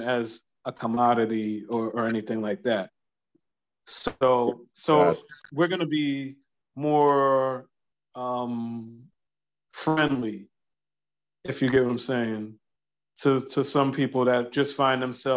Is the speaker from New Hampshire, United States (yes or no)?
no; New York City, New York, United States; now in Delaware, United States; I grew up in New York, by the way. So I'm going back home to my old neighborhood in Brooklyn